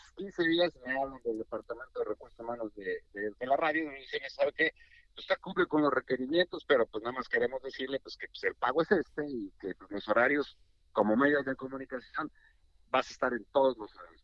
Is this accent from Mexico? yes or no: yes; Mexico City, Mexico; moved away as an adult; also born or lived in Guadalajara; now in United States; yo nací en la Ciudad de México, en la capital, en el Distrito Federal, y pues eh, me desenvolví todo lo que fue mi infancia y parte de mi juventud y mi carrera profesional, todos mis estudios los realicé allá